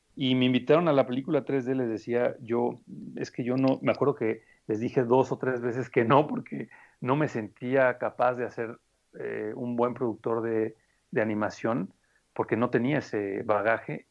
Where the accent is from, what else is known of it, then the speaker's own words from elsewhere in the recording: Morelia, Michoacán, Mexico; moved away as an adult; also born or lived in Spain; now in Mexico City, Mexico; Yo vengo de Morelia, Michoacán